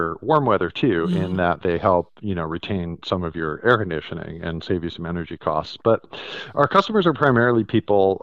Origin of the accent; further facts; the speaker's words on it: Connecticut, United States; also born or lived in New York City; I'm from Connecticut. I grew up here and it gets cold.